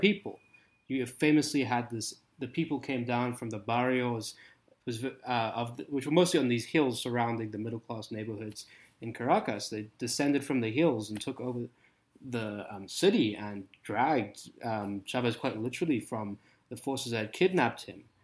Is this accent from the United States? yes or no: no; South Africa; accent: South African; moved away; I grew up in South Africa